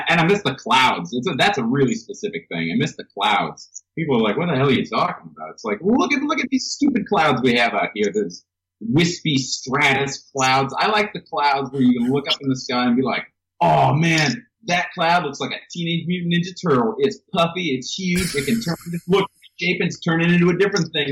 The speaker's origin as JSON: {"language": "English", "town": "St. Louis", "region": "Missouri", "country": "United States", "moved": "yes", "said": "I'm from St. Louis, Missouri"}